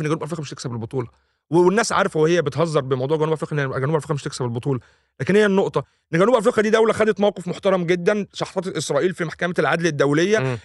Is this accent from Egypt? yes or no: yes; Egypt; انا كمواطن او كانسان مصري